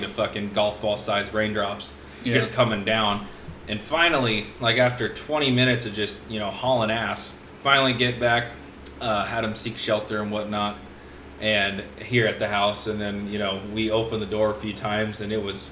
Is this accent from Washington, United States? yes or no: yes; Washington, United States; moved away; I'm from Washington, I'm from up north